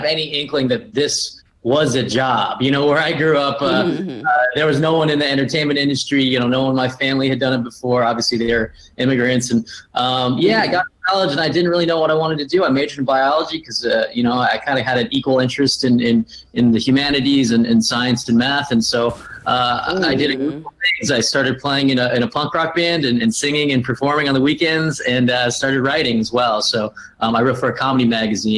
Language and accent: English; Riverside, California, United States; I grew up in Riverside, and I was one of the only ones in my school.